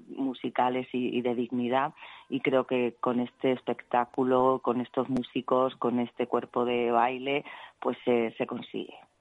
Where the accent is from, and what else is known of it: Extremadura, Spain